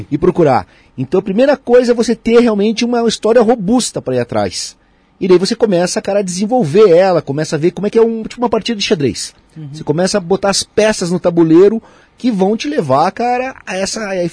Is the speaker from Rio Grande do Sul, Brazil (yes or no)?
no; Curitiba, Paraná, Brazil; eu sou de Curitibano, nasci em Curitiba em 28 de agosto de 77, eu tenho 44 anos, né?